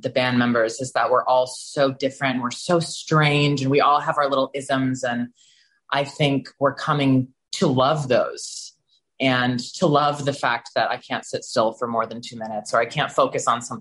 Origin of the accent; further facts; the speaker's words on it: Texas, United States; moved away; growing up in Texas as a gay male